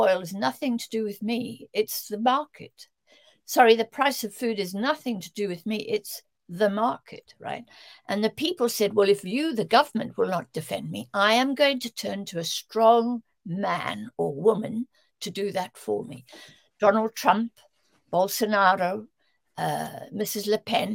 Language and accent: English; South Africa; moved away; I grew up in South Africa where, you know, 9/10 of the population had no access to democratic vote